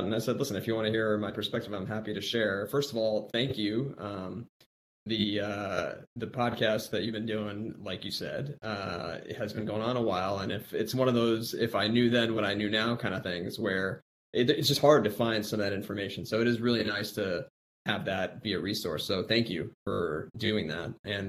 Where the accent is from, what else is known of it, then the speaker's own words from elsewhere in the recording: Midwest, United States; also born or lived in Miami; I was born in Miami, Florida, grew up mostly in the Midwest, and then went out east for, you know, med school and came back to the Midwest for training.